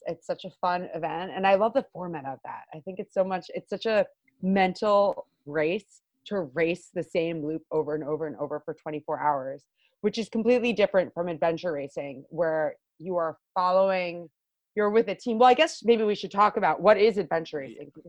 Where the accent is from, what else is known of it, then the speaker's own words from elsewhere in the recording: Long Island, New York, United States; I am born and raised uh, Long Island, yeah. York gal.